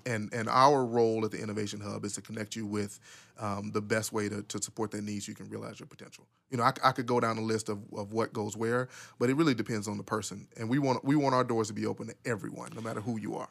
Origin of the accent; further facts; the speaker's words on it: Pine Bluff, Arkansas, United States; I was born and raised in Pine Bluff